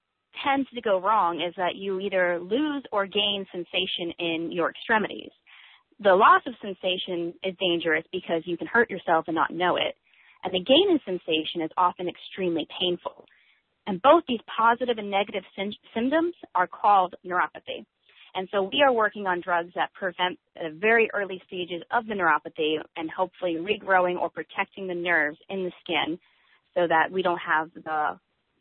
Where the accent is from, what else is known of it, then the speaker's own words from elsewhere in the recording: Atlanta, Georgia, United States; moved away as an adult; also born or lived in New York City, United States; now in San Diego, United States; I was born in New York City and raised in Atlanta, Georgia, and I've been living in sunny San Diego for the past 5 years